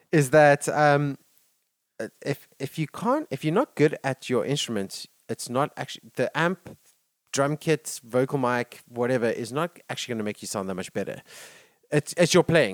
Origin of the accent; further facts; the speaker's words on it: South Africa; as South African